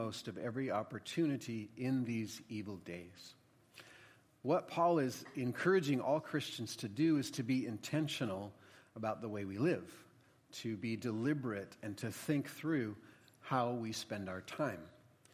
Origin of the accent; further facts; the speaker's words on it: United States; as an American